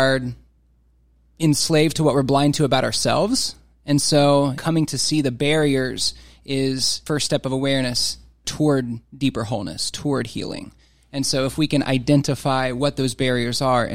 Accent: Carlisle, Ohio, United States; also born or lived in Durham, North Carolina; I was born in Southwest Ohio, grew up in a small town called Carlisle, which I think is technically considered a village

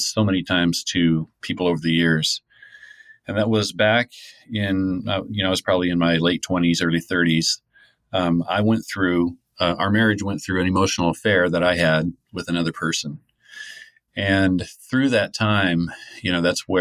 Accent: Lynden, Washington, United States; I was raised in a Christian home and, you know, Linden is kind of considered a Christian-y town

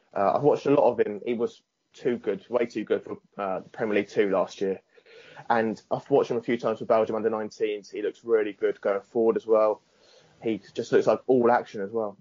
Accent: Southampton, South East England, United Kingdom; I'm from Southampton

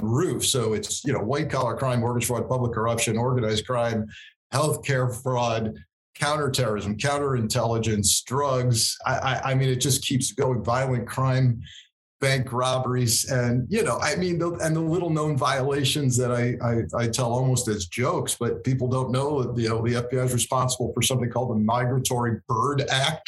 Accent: Southern Connecticut, United States; growing up in the New York metropolitan area, I was in Southern Connecticut

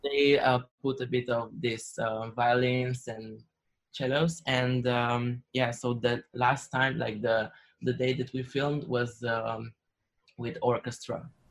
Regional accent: Slovenia; I come from Slovenia

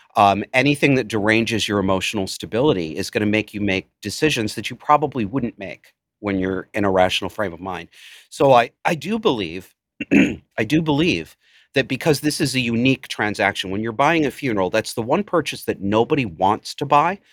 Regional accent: Cortland, United States; Cortland was my hometown, the town that I spent some years growing up

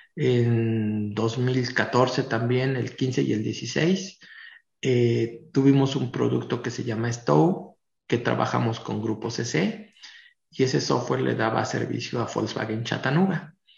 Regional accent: Tlaxcala, Mexico; los que somos de Tlaxcala, pues Tlaxcala es muy pequeñito

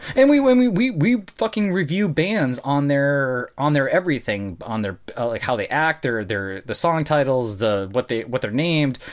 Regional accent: North Dakota, United States; I'm from North Dakota

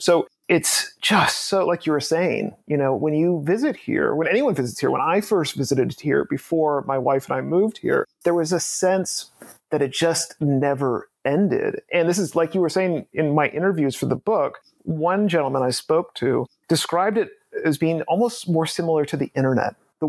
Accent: East Coast, United States; now in Los Angeles, United States; I don't have any roots in LA. I'm not from LA. Right. I grew up on the East Coast

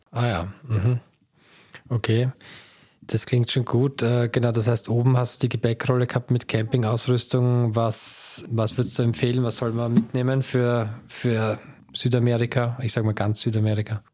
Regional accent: Austria; als Österreicher

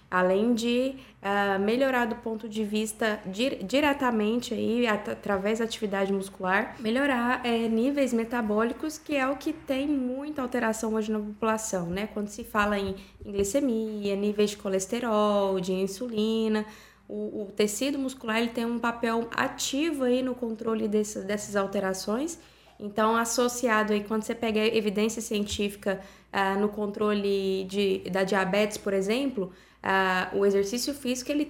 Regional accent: Goiânia, Goiás, Brazil; Sou de Goiânia, Goiás.

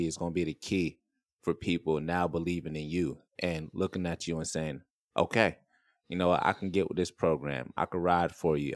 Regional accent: Florida, United States; now in San Diego, United States; I'm from Florida

